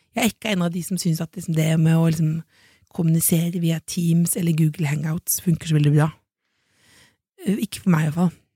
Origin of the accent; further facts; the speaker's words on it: Jessheim, Akershus, Norway; moved away; hjemme på Jessheim